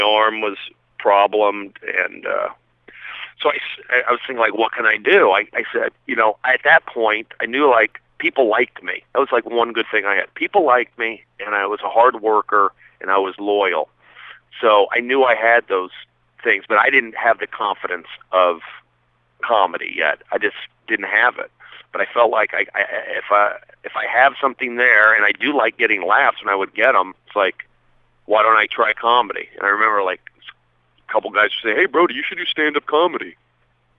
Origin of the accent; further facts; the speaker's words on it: Los Angeles, California, United States; also born or lived in Sacramento / Seattle / New York; I grew up here in L.A., in the Valley, San Fernando Valley